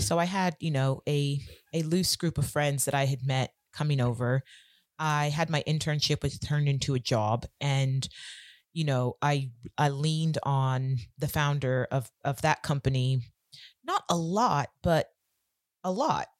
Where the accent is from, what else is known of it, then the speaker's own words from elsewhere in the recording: California, United States; moved away as an adult; now in London, United Kingdom; I'm originally from California, and I came over to the U K about seventeen years ago